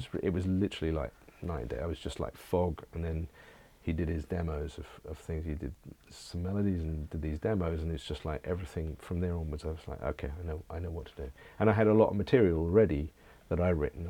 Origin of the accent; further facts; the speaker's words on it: England, United Kingdom; I am English